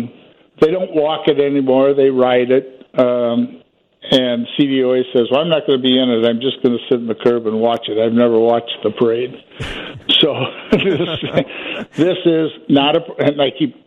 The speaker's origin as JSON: {"language": "English", "region": "Iowa", "country": "United States", "moved": "yes", "lives_now": "Western Springs, United States", "said": "I'm from Iowa originally"}